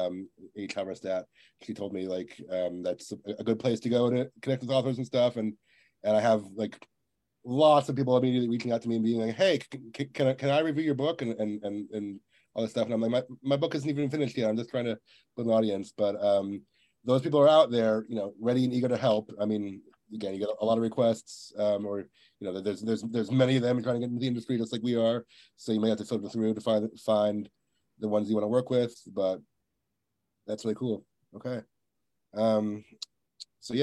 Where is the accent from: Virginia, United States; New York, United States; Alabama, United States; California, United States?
Virginia, United States; now in Texas, United States; I'm from Virginia, but I live in Texas now